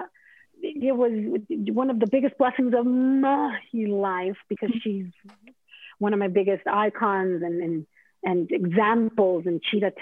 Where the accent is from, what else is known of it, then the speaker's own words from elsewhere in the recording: Mexico; moved away as an adult; now in United States; when I came over from Mexico